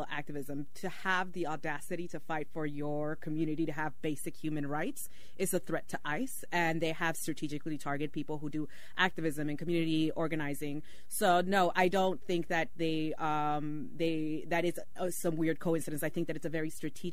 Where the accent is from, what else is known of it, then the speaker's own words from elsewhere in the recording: Oakland, California, United States; also born or lived in Mexico; As someone who is undocumented but has my entire life rooted in Oakland, I am from Oakland